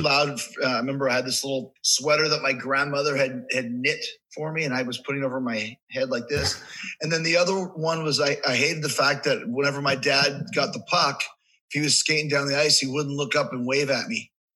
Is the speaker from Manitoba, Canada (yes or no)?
yes; Winnipeg, Manitoba, Canada; moved away as an adult; also born or lived in Manhasset, Long Island, New York; now in United States; I grew up in Canada, so I consider myself Canadian. I lived there for like 20 years.